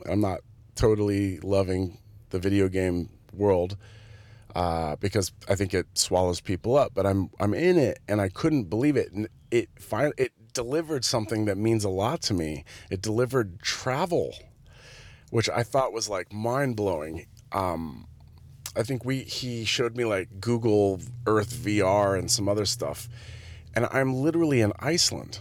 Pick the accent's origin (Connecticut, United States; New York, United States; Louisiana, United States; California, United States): California, United States; Santa Cruz; moved away; my hometown, which is Santa Cruz